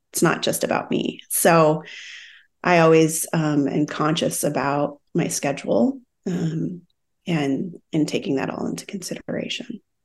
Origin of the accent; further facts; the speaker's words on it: Minnesota, United States; moved away as an adult; also born or lived in Brazil / Australia / Sydney; now in San Diego, United States; I'm from Minnesota. I grew up